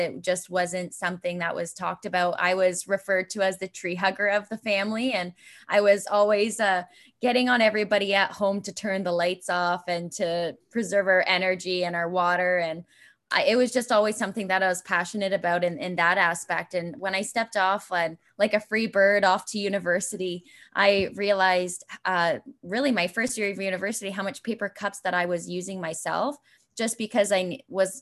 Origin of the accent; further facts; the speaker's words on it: Brantford, Ontario, Canada; moved away as an adult; I knew I was heading back to Brantford, and I didn't know where I'd fit in to move back from my hometown.